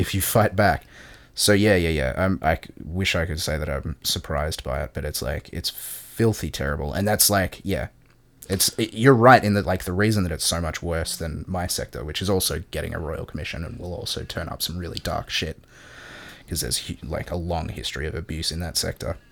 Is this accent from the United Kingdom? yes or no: no; Australia